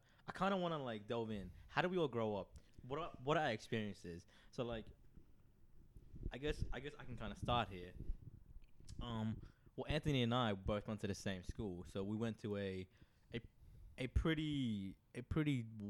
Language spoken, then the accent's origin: English; Phnom Penh, Cambodia; born there; I was born in Phnom Penh.